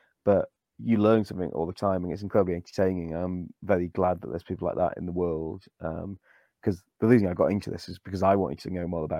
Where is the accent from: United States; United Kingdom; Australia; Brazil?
United Kingdom; Wales; I'm Welsh